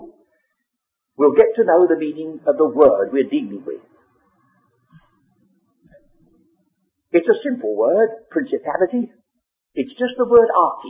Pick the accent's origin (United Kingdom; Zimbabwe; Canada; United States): United Kingdom; England; first language English; we have to read our English Bible, that's in our mother tongue